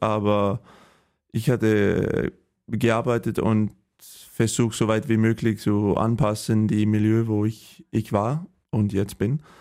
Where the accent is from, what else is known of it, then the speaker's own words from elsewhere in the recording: Holstebro, Central Denmark Region, Denmark; German is a second language; moved away as an adult; also born or lived in Sønderjylland; now in Germany; ich bin äh, geboren in, äh, in Holstebro in Dänemark. Das ist am ähm, die, ähm, die Westseite und äh, ja auf dem Land, nicht in der Stadt